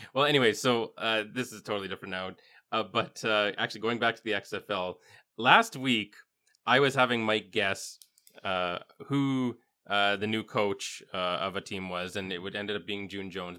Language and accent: English; Yorkton, Saskatchewan, Canada; growing up in Yorkton